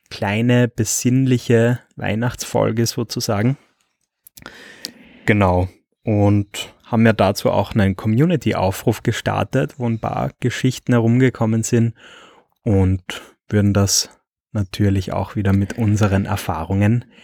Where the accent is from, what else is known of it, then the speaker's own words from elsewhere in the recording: Austria; ich lerne selbst als Österreicher immer wieder neue äh, Wörter von dir.